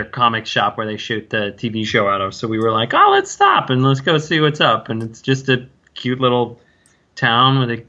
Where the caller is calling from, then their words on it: Edgewater, New Jersey, United States; I'm calling from actually Edgewater, New Jersey, just across the Hudson River from New York City.